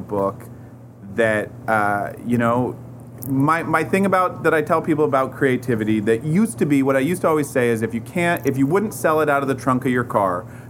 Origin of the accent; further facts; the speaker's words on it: Portland, Oregon, United States; I grew up in Portland, Oregon